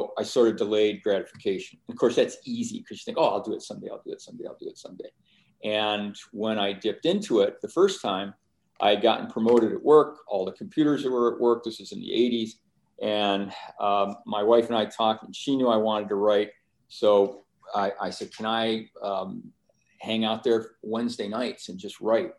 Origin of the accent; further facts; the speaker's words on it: Finger Lakes region, New York, United States; where I grew up in Finger Lakes region